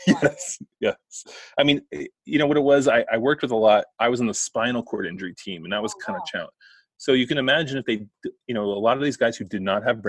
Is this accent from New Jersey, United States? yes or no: yes; New Jersey, United States; accent: Jersey; it's my Jersey accent